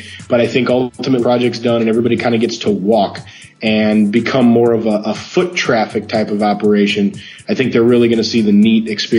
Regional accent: St. Louis, Missouri, United States; now in Orlando, United States

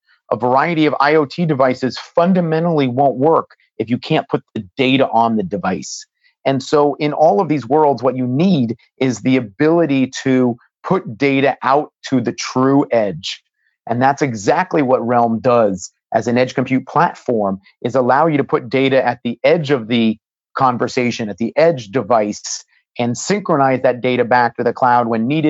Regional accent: Silicon Valley, California, United States; I've been fortunate growing up in Silicon Valley to have some really great mentors.

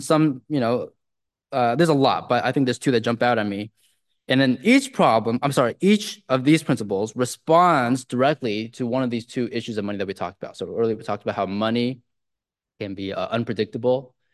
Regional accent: Silicon Valley, California, United States; I grew up in the Silicon Valley

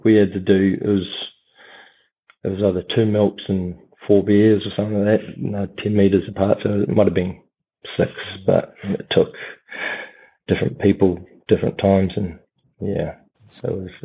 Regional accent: Christchurch, Canterbury, New Zealand; moved away as an adult; also born or lived in Southland; I was from Christchurch

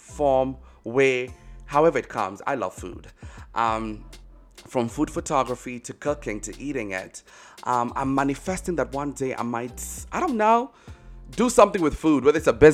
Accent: Kenya; now in United States; I'm based in the States. I'm originally Kenyan, actually. But I live in the States

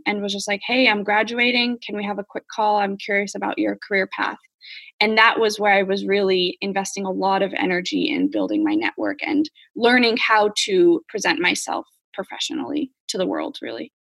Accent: United States; moved away; as an American

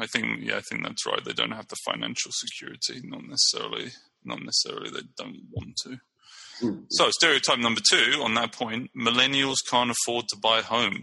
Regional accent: Brighton, South East England, United Kingdom; now in San Leandro, United States

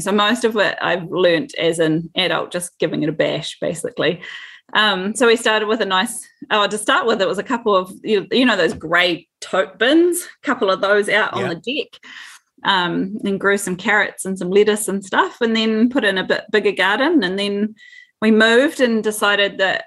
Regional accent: Dunedin, Otago, New Zealand; I'm a Dunedin girl. Both my husband and I both were born and bred in Dunedin.

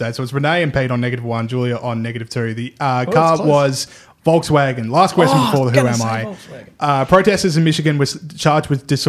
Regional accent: Edinburgh, Scotland, United Kingdom; born there; Okay, I was born in Edinburgh, Scotland, and I am knighted for 4 points.

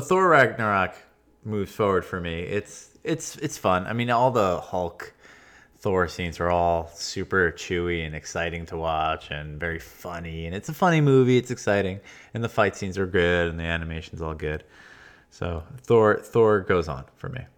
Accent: Long Island, New York, United States; I'm from Long Island.

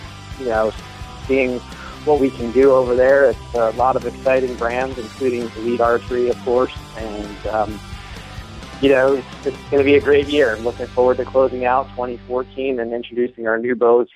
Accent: northwest New Jersey, United States; I grew up in the northwest portion of the state

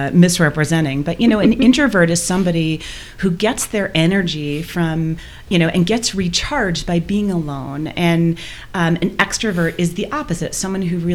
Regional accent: Michigan, United States; now in Boulder, United States; We both grew up in Michigan

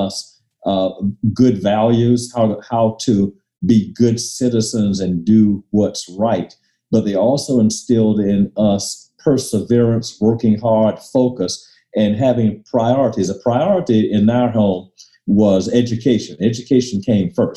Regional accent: Miami, Florida, United States; also born or lived in Coral Gables, Florida / Tallahassee, Florida; I was born in Miami. Miami, Florida is where my family lived, and actually attended segregated schools up through ninth grade

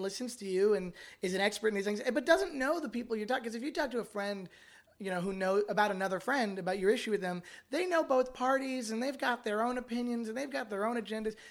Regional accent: Canada; now in United States; I'm Canadian

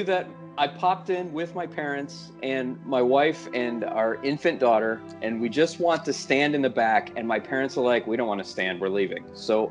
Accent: Northeast, United States; We're from the Northeast!

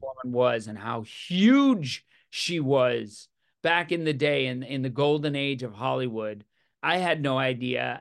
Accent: Newfoundland and Labrador, Canada; I'm Newfoundlander

